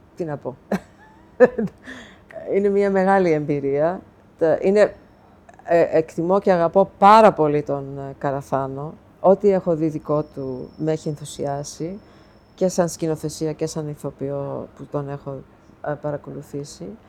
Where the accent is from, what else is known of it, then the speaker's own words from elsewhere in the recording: New York City, New York, United States; moved away as an adult; now in Greece; εγώ μεγάλωσα στην Αστόρια της Νέας Υόρκης που ήταν η ελληνική συνοικία.